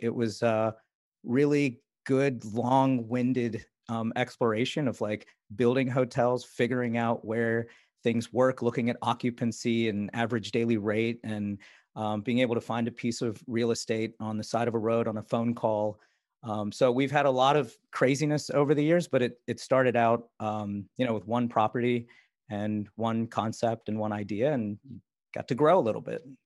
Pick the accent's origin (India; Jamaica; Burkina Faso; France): India; moved away; I was born in India